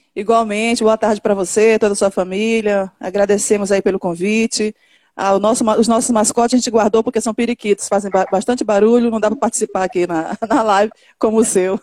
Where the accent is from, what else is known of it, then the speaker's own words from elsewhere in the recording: São Luís, Maranhão, Brazil; cantora, é, nasci em São Luís do Maranhão.